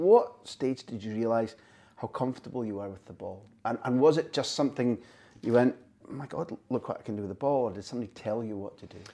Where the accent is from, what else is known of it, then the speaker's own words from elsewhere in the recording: Scot, Scotland, United Kingdom; as a Scot